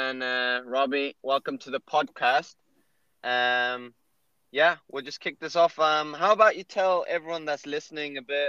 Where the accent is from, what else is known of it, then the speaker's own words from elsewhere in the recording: South Africa; now in Ireland; I come from South Africa with the beautiful weather, and now I'm in Ireland with the crappy weather.